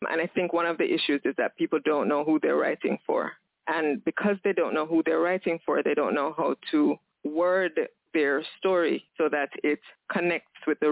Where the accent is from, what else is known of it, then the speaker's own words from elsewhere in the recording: Jamaica; I'm Jamaican. I live in Jamaica with my son and 3 dogs